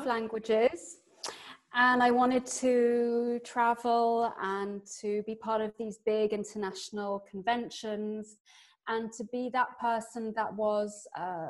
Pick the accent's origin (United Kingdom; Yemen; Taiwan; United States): United Kingdom; England; now in Paris, France; I'm English